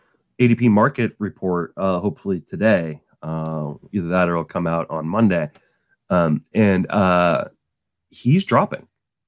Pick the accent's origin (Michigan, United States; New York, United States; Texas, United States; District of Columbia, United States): District of Columbia, United States; Washington; I grew up in the Washington, D.C. area